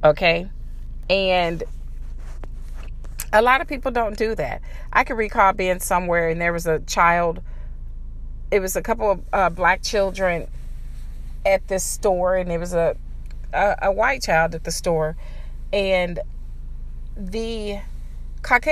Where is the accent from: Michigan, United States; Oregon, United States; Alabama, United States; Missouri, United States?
Missouri, United States; St. Louis; moved away; my hometown, too, in these really upscale lofts in downtown St. Louis